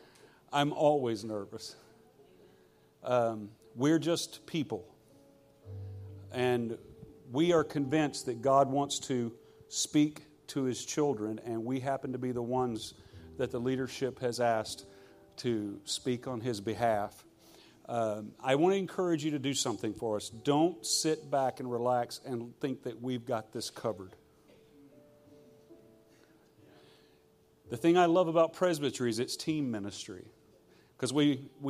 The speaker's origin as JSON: {"language": "English", "region": "Louisiana", "country": "United States", "said": "I'm from Louisiana"}